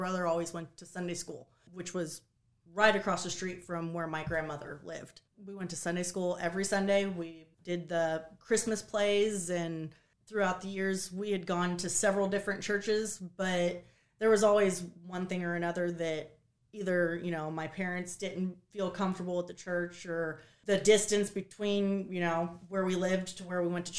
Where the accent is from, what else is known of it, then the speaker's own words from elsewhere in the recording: Kansas, United States; I am from Kansas originally. I grew up in a very small town, less than 200 people, very small town